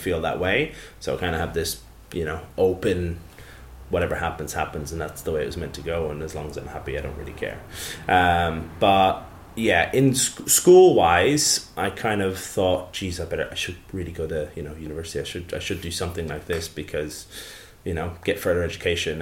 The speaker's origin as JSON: {"language": "English", "town": "Tullow", "region": "County Carlow", "country": "Ireland", "tie": "born or raised there", "also_born_or_lived": "New Zealand", "moved": "yes", "said": "I grew up in Ireland, yeah, in a, a little town called Tullow, um, and that's in the southeast, in a, uh, in a uh, kind of the county of Carlow"}